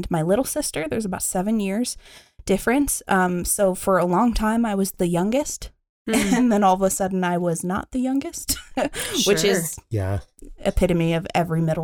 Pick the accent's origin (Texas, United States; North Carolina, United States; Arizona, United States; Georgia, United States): Arizona, United States; born or raised there; also born or lived in San Diego, California